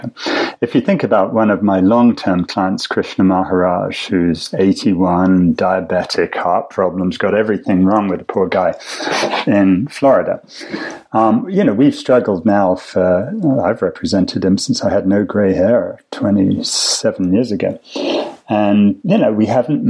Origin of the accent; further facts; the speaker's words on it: England, United Kingdom; as an English public schoolboy